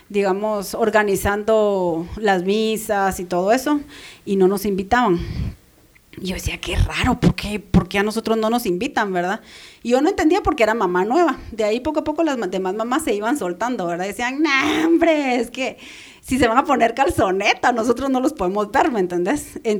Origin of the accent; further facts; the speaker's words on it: Guatemala; soy guatemalteca